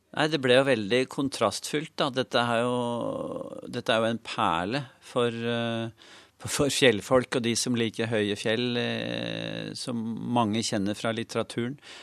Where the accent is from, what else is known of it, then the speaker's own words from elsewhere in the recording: Norway; vi kom fra Norge eh, og et land som ligger nesten på andre siden av kloden